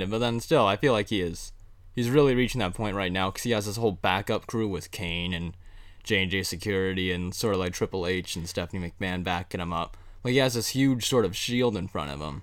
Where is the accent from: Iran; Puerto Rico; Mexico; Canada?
Canada; being two Canadian boys